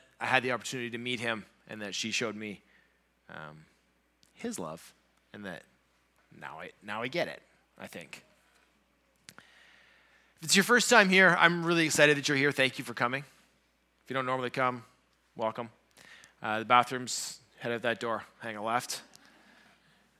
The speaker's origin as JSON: {"language": "English", "region": "Southern Ontario", "country": "Canada", "tie": "born or raised there", "moved": "as an adult", "lives_now": "Thunder Bay, Canada", "said": "I grew up down in Southern Ontario"}